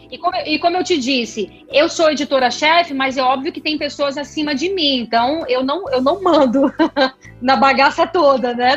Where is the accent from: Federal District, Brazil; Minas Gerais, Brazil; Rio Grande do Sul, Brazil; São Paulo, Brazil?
Federal District, Brazil; Brasília; nasci aqui, nasci aqui em Brasília.